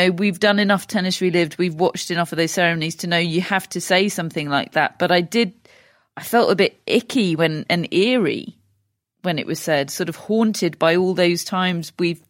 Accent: United Kingdom; I'm British.

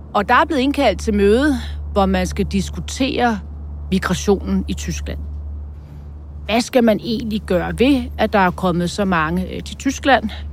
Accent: Denmark

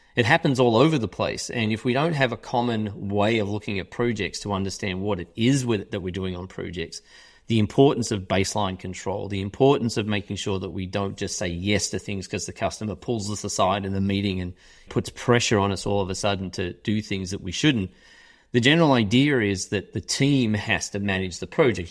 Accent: Melbourne, Victoria, Australia; moved away as an adult; also born or lived in United Kingdom; now in Chicago, United States; I'm from Australia, yes, I, I'm from Australia. I grew up in Australia.

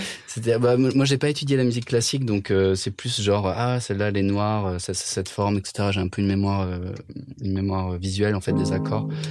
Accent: France; first language French; also born or lived in England; un délire français qui était mes souvenirs de ma langue natale

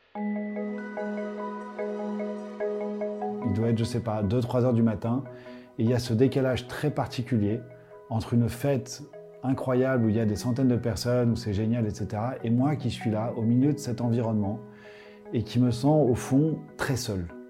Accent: Paris, Île-de-France, France; J'ai grandi à Paris

